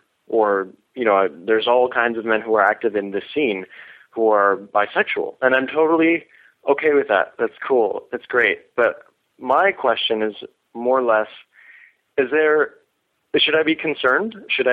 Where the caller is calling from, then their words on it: Vancouver, British Columbia, Canada; I'm calling from Vancouver, Canada.